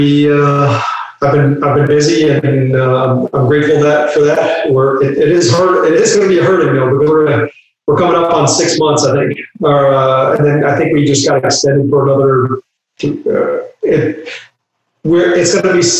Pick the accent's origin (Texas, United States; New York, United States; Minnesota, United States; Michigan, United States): New York, United States; Buffalo; moved away as an adult; also born or lived in Athens, Ohio / Louisiana / Vancouver / North Carolina; I'm from Buffalo, New York, but I've lived all over the place. So spent about 20 years in Buffalo